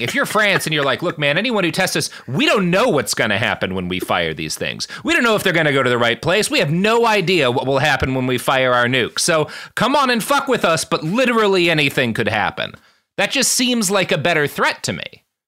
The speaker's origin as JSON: {"language": "English", "country": "United States", "said": "as an American"}